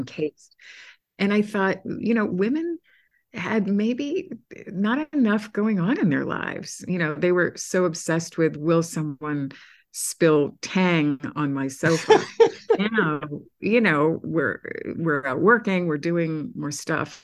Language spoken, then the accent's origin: English; Massachusetts, United States; now in New York City, United States; I'm from Massachusetts